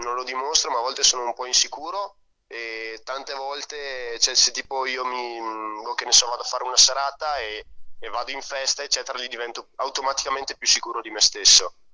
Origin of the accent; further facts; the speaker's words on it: Soave, Veneto, Italy; also born or lived in San Giovanni Ilarione; io sono nato a Soave, che è vicino, è a un quarto d'ora da San Giovanni.